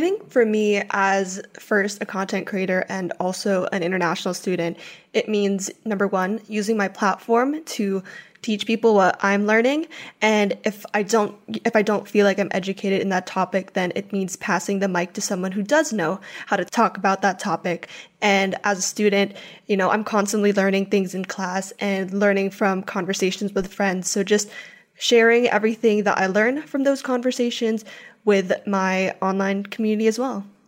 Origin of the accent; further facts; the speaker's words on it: Philippines; I grew up in the Philippines my whole life